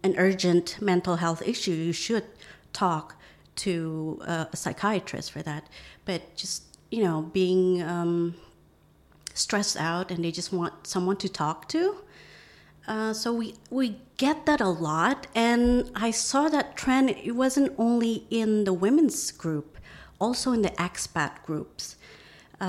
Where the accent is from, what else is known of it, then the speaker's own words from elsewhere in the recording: Indonesia; moved away as an adult; also born or lived in Arkansas, United States / Louisiana, United States; now in Phuket, Thailand; growing up in Indonesia